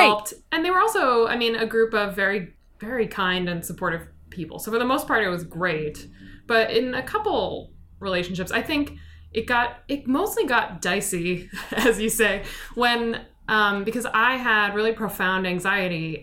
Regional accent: Chicago, Illinois, United States; also born or lived in New York / Hong Kong; I've lived in this area since I was about five. I was born in New York

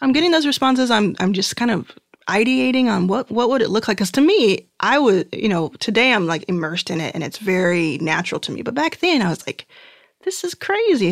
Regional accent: Dallas, Texas, United States; also born or lived in Mississippi / Houston, Texas; I grew up in Dallas. Uh, born in Mississippi, grew up in Dallas, and then, and then found my way to Houston, where my mom was living

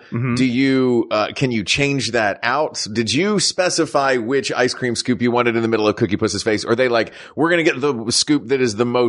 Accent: Tennessee, United States; I grew up in Tennessee.

